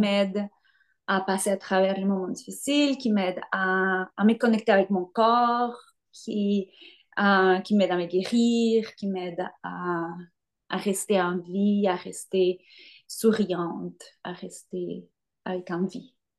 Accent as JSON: {"language": "French", "country": "Colombia", "tie": "born or raised there", "moved": "as an adult", "lives_now": "Montreal, Canada", "said": "je suis née en Colombie et je suis arrivée à Montréal en 2006 pour faire mes études en danse contemporaine"}